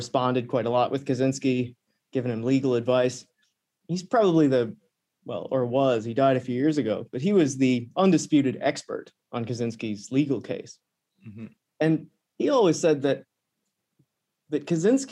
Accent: Canada; I'm from a remote part of Canada

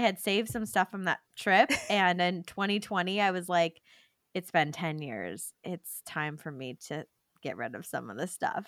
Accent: California, United States; we're from California

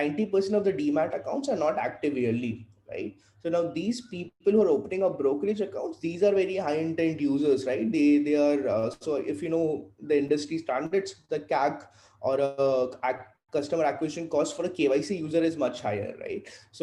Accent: Vadodara, Gujarat, India; born there; also born or lived in Faridabad; So I was born in Baroda, right? I was born in Gujarat. Then did some of my schooling in Faridabad

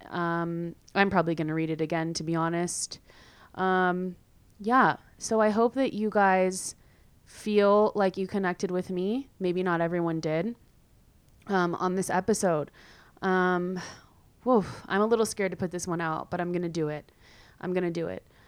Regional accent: California, United States; moved away as an adult; also born or lived in San Diego; now in Madrid, Spain; I'm from California, um, where it's usually sunny all the time.

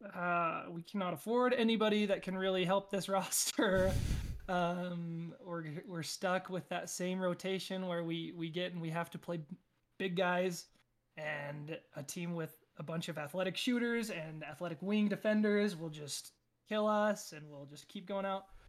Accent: Payson, Utah, United States; from Payson, Utah

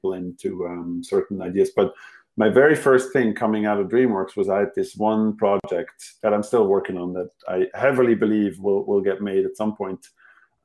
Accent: Switzerland; English is a second language; moved away; my mother tongue clearly is not English

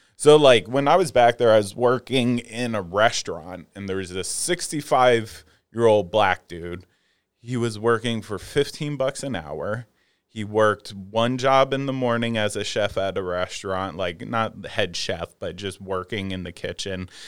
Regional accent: outside of Philadelphia, Pennsylvania, United States; I grew up right outside of Philadelphia.

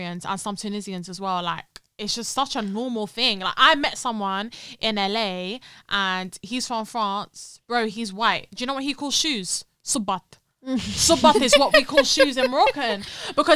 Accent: London, United Kingdom; we were born and raised in London

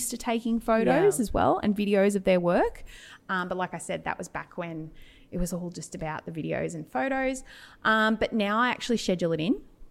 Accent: Albury, New South Wales, Australia; I'm from Albury Wodonga

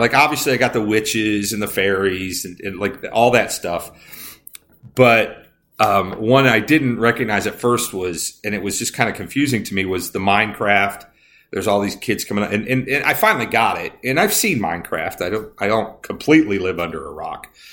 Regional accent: Indiana, United States; I grew up in Indiana

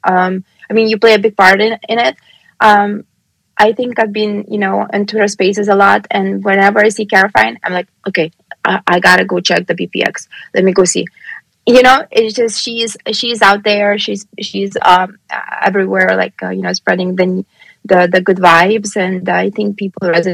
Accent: Lithuania; now in Pennsylvania, United States; I've been born and raised in Lithuania

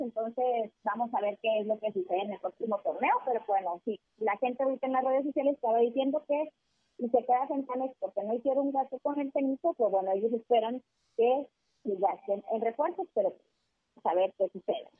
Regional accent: Mexico; como buenos mexicanos

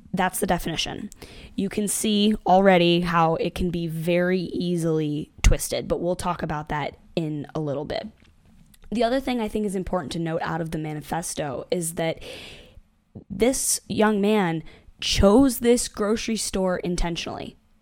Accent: Buffalo, New York, United States; moved away; I grew up in the South Towns of Buffalo, and I no longer live there

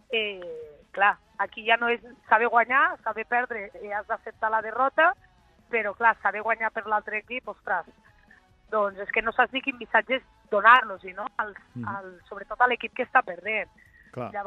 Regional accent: Linyola, Catalonia, Spain; jo sóc de Linyola

